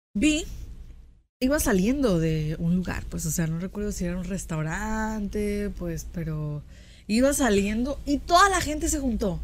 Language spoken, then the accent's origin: Spanish; Mexico; nosotros como mexicanos